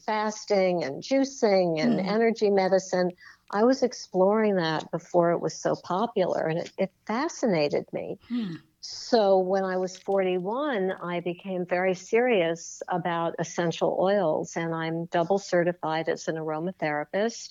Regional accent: New York City, New York, United States; I'm a born and bred New Yorker. I grew up on the Upper West Side in Manhattan

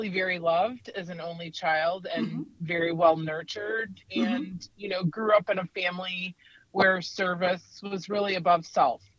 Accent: United States; a business in my hometown of Wakanda called Kramer's Country Casuals.

